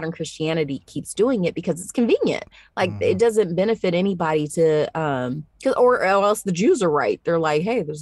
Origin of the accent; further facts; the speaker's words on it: Tennessee, United States; my family's from Tennessee. We're from the South.